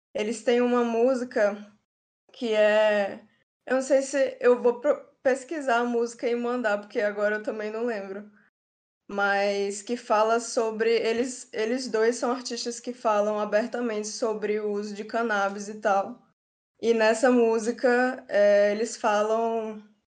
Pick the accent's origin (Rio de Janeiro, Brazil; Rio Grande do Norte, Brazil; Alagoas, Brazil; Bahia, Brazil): Rio Grande do Norte, Brazil; Parnamirim; moved away as an adult; now in João Pessoa, Brazil; Eu sou de Parnamirim